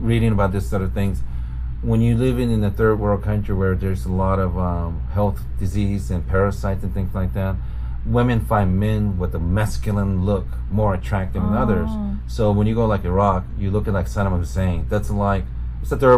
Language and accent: English; Osaka, Japan; my hometown in Osaka